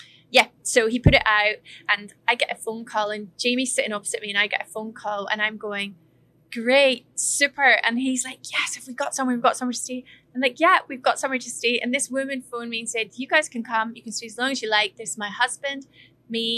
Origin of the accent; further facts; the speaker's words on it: Scotland, United Kingdom; moved away as an adult; we're two Scots